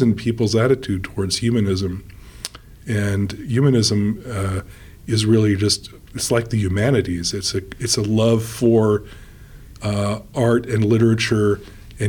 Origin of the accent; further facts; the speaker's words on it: New York City, New York, United States; also born or lived in Oxford; now in Seattle, United States; I grew up in New York City